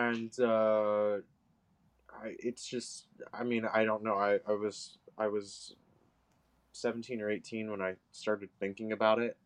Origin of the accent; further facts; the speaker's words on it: Los Angeles, California, United States; I am from Venice particularly